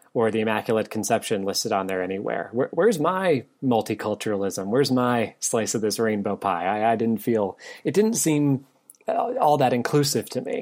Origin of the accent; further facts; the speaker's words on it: New England, United States; now in Virginia, United States; I grew up in New England